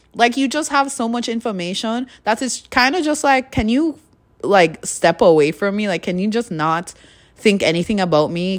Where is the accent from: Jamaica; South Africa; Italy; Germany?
Jamaica; Kingston; now in Canada; I grew up in Jamaica, so in Jamaica, small little c, city of, or city? Town? Kingston, in Kingston.